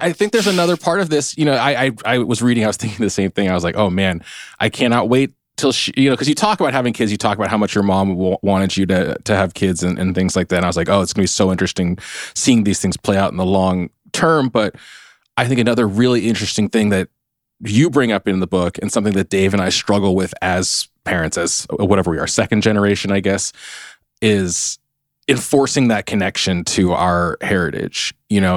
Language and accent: English; United States; I'm Chinese American